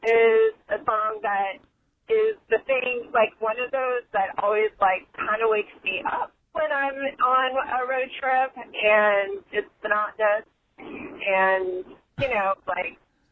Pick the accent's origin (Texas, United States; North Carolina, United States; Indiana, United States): North Carolina, United States; shout out to my home state, North Carolina.